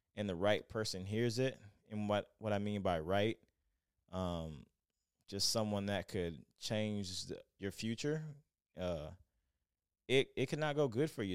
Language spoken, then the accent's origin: English; Lakeland, Florida, United States; now in Denver, United States; I'm from Lakeland, Florida